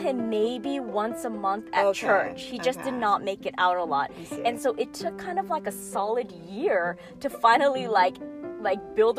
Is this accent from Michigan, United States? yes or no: no; Chicago, Illinois, United States; moved away as an adult; now in California, United States; I actually grew up in the Midwest.